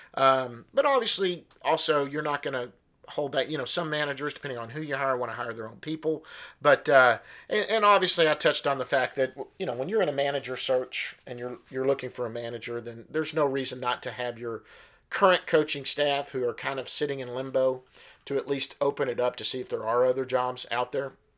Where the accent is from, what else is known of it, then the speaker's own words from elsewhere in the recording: Duncanville, Texas, United States; also born or lived in Richardson, Texas; I am a D F W native. I grew up in Duncanville, Texas.